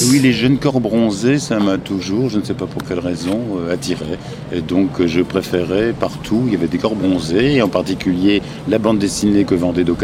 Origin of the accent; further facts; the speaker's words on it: Tourcoing, Hauts-de-France, France; non, non, je ne nie point que je suis de Tourcoing, ce joli petit coin. Non, non, je ne nie point que je suis de Tourcoing. Donc voilà, je peux pas nier.